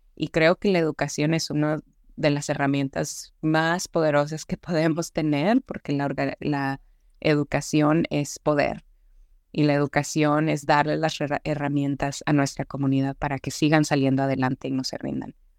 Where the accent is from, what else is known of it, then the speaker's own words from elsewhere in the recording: Ciudad Juárez, Chihuahua, Mexico; also born or lived in El Paso, Texas; now in Dallas, United States; yo nací en El Paso, Texas, yo me crié y crecí viví en Ciudad Juárez y en México con mi madre y mis abuelos paternos